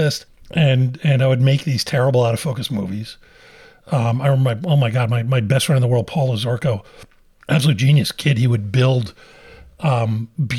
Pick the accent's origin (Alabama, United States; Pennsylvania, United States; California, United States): Pennsylvania, United States; Philadelphia; I grew up in Philadelphia.